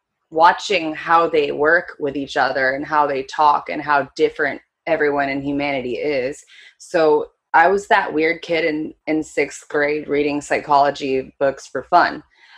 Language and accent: English; South Korea; also born or lived in Japan / United States / Philippines; I was born in Japan, raised mostly in Korea